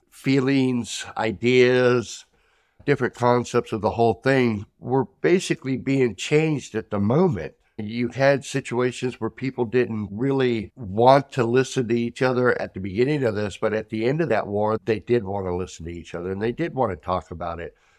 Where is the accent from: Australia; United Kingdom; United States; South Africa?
United States; as an American